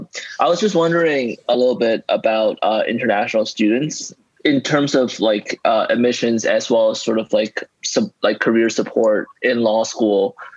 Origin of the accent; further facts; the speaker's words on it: Canada; moved away; I'm a Canadian student currently at Carleton College